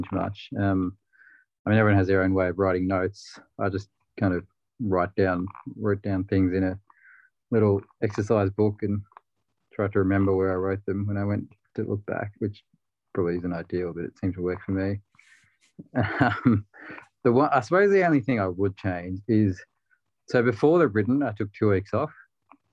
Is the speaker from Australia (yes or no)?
yes; Melbourne, Victoria, Australia; also born or lived in Perth / Sydney; I'm from Melbourne